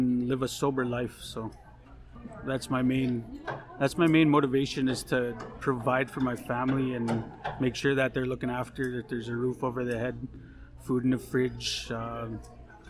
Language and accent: English; Ahtahkakoop First Nation, Saskatchewan, Canada; moved away as an adult; now in Saskatoon, Canada; I'm from Attakakoot First Nation. Pretty much grew up there.